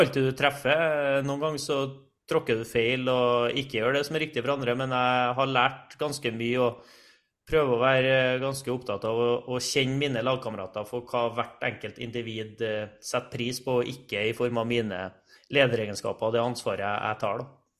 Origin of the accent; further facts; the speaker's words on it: Trondheim, Trøndelag, Norway; accent: Trøndersk; moved away; jeg er jo trønder. Jeg rikker ikke på dialekta mi uansett hvor mange år jeg kommer til å bo bort fra, fra Trondheim, så blir den eh, stående. Og jeg er oppvokst eh, på et uh, ja, I Strindheim-området